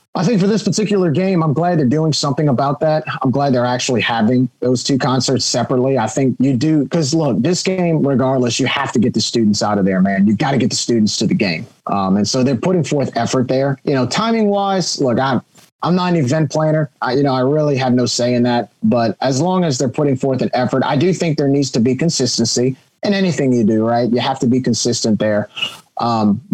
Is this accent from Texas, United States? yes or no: no; Cajun, Louisiana, United States; as Cajuns, that's who we are